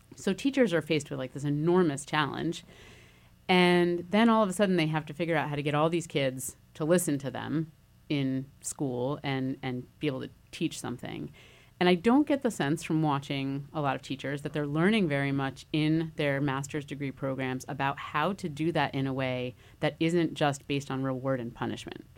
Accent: New Haven, Connecticut, United States; growing up in New Haven

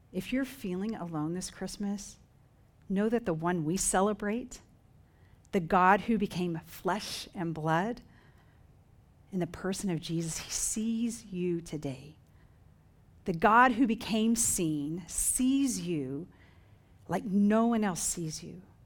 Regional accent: Dover, Oklahoma, United States; moved away; My hometown, Dover, Oklahoma, population five hundred

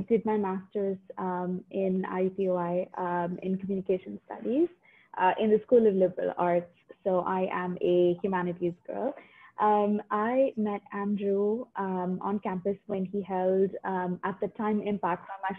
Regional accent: Dubai, United Arab Emirates; also born or lived in Mumbai, India; So I am a Christian. I was born in India, in Mumbai, 28 years ago. I moved to Dubai when I was 8.

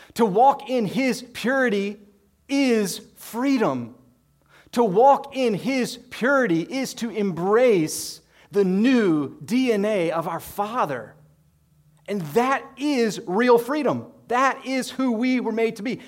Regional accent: United States; as an American Christian

